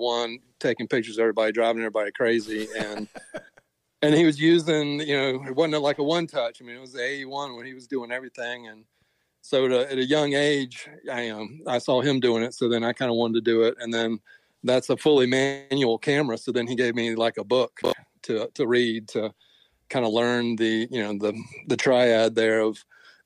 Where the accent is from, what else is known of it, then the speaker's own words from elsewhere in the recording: Columbia, South Carolina, United States; moved away; I was born here in Columbia, but I've moved around